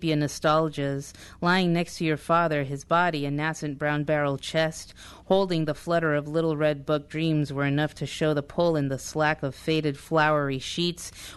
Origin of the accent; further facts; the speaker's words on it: Huntington Park, California, United States; also born or lived in Bell Gardens, California; I grew up in Southeast Los Angeles, and if anybody knows Huntington Park